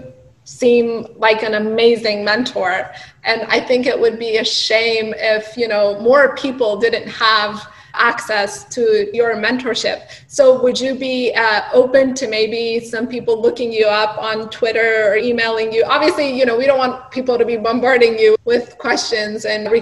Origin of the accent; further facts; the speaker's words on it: Iran; moved away as an adult; now in United States; I grew up in Iran and I went to medical school in Iran and I came here in my adulthood.